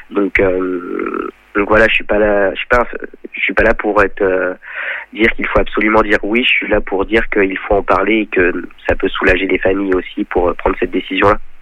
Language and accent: French; Chantenay-Villedieu, Pays de la Loire, France; Je suis originaire de Chantenay-Villedieu, un village près de Sablé-sur-Sarthe.